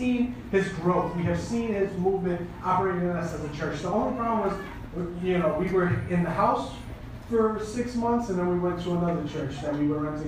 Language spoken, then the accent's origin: English; New York City, New York, United States; moved away as an adult; I'm from New York, I'm from Brooklyn, New York